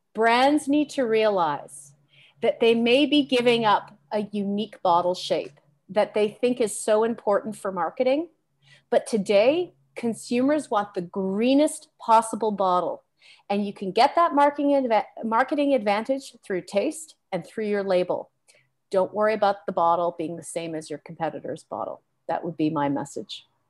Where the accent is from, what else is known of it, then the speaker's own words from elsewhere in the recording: Canada; As a Canadian